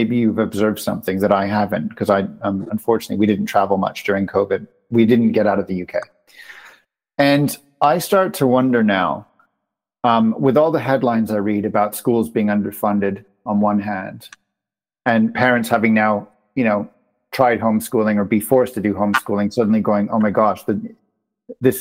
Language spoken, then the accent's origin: English; Canada; moved away; my home country of Canada